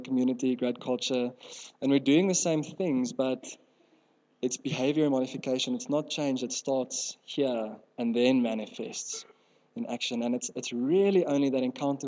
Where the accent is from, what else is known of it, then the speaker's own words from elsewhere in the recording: South Africa; first language Afrikaans; English is a second language; I grew up in Afrikaans home.